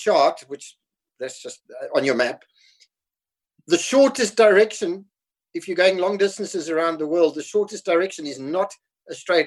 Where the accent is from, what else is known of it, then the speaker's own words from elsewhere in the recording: South Africa; accent: South African; moved away as an adult; also born or lived in Scotland; now in Spain; I'm South African. Well, I grew up in South Africa, so I have a South African accent. So I was actually born in Scotland. But I live in Spain now